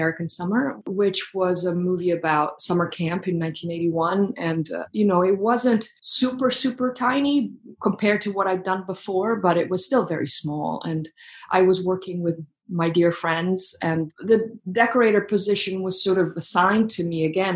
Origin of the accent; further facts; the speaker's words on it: Florence, Tuscany, Italy; moved away as an adult; now in New York City, United States; I'm actually from Italy, and I grew up in Florence